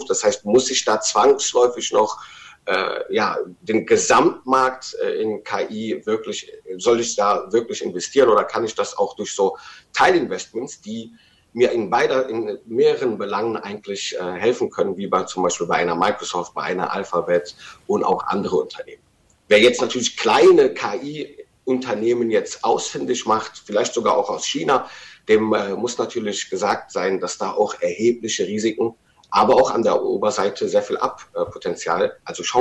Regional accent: Rhineland, Germany; als Rheinländer würde ich mich erstmal auf den Tribünen positionieren und den Rosenmontag genießen

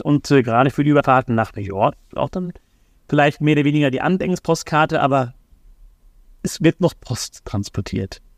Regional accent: Germany; Wir Deutschen

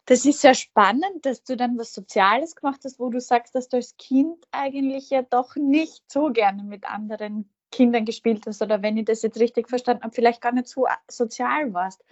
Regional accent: Feldbach, Styria, Austria; So wie ich ist sie in Fellbach geboren

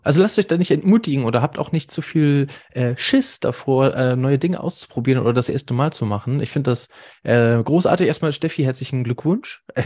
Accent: Hamburg, Germany; wir kommen beide aus Hamburg

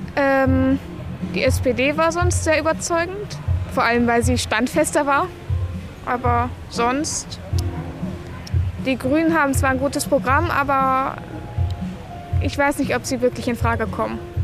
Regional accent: Bavaria, Germany; moved away; Ich komme ja aus Bayern

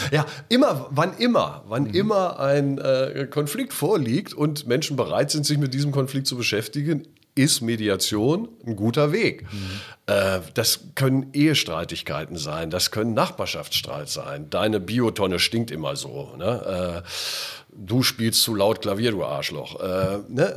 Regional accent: Göttingen, Lower Saxony, Germany; moved away as an adult; now in Hamburg, Germany; Ich bin ja groß geworden in Göttingen

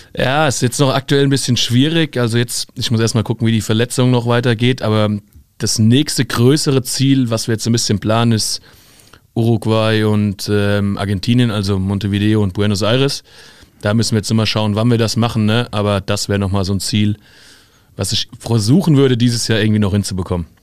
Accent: Limburg an der Lahn, Hesse, Germany; In Limburg an der Lahn

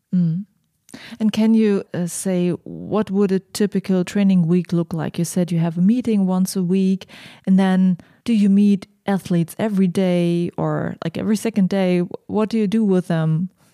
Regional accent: Germany; I'm from Germany.

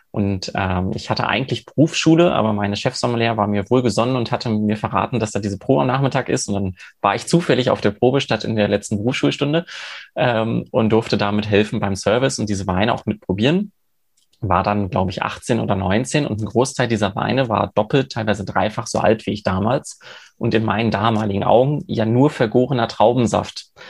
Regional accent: Cologne, North Rhine-Westphalia, Germany; moved away; ich komme äh, ursprünglich aus Köln, ich bin eine Kölsche Jung, äh, also eher mit Bier groß geworden

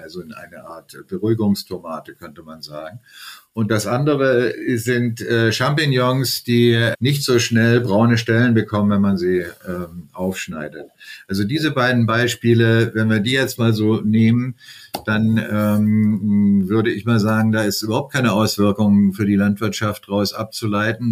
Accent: Germany; hier bei uns in Deutschland

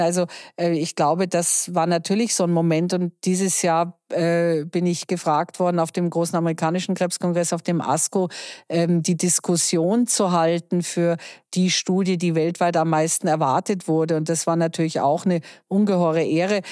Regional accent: Germany; bei uns in Deutschland

